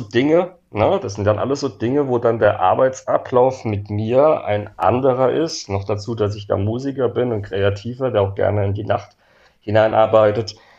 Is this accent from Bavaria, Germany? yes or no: no; Worms, Rhineland-Palatinate, Germany; meine Heimatstadt Worms